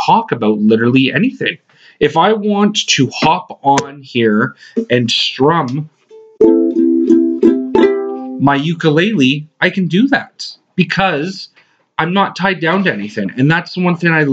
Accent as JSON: {"language": "English", "region": "Western Canada", "country": "Canada", "tie": "born or raised there", "moved": "yes", "lives_now": "Atlantic Canada, Canada", "said": "I grew up in Western Canada"}